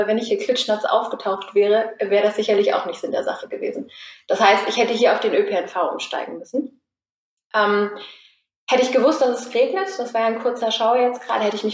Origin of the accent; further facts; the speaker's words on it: Cologne, North Rhine-Westphalia, Germany; Ähm, wir sind ja jetzt hier gerade in Sürth. Ich komme aus der Kölner Innenstadt.